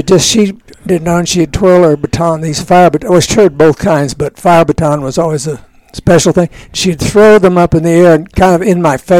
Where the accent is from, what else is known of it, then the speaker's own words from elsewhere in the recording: Tulsa, Oklahoma, United States; moved away as an adult; I was born in Tulsa, Oklahoma. Very proud Tulsan, where my family lived and lived until they passed on, and where I lived until I entered the Air Force.